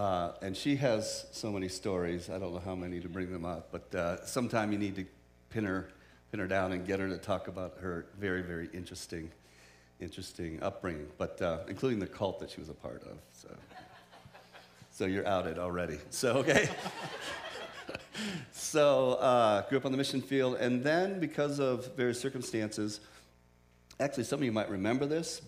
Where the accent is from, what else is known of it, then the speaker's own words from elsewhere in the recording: Japan; but originally I grew up in Japan. My parents are missionaries there.